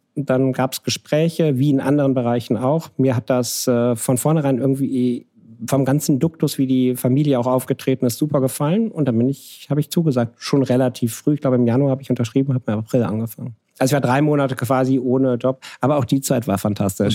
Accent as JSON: {"language": "German", "area": "near Krefeld", "region": "North Rhine-Westphalia", "country": "Germany", "moved": "yes", "said": "Ich bin von Niederrhein. Ich komme aus der Gegend von. Wenn ich hier gefragt werde, komme ich offiziell immer aus Düsseldorf. Wenn Leute sich dann auskennen, komme ich aus Krefeld. Wenn sie sich noch besser auskennen, komme ich aus der Gegend bei Krefeld"}